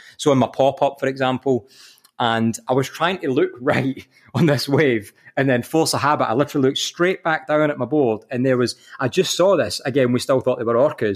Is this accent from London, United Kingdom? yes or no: no; Kilmarnock, Scotland, United Kingdom; moved away as an adult; now in Kirkcaldy, United Kingdom; I'm from Kilmarnock, like the, the choices are knife crime and Buckfast